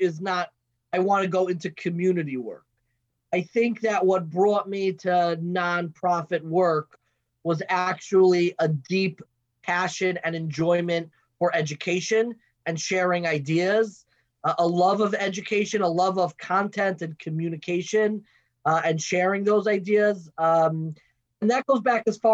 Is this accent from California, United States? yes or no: no; Long Island, New York, United States; also born or lived in Baltimore; I grew up in Long Island, what's known as the Five Towns